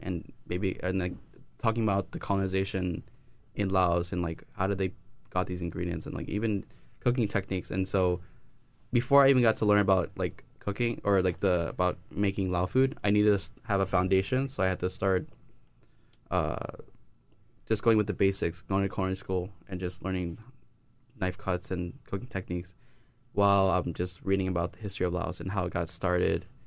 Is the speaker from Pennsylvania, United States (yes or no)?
no; Alexandria, Virginia, United States; I was born and raised in Alexander, Virginia, not too far from here